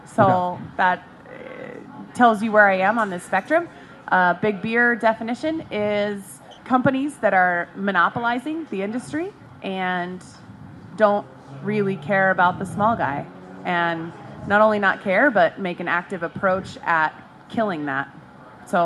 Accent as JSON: {"language": "English", "town": "Phoenix", "region": "Arizona", "country": "United States", "tie": "born or raised there", "said": "Born and raised in Phoenix, Arizona."}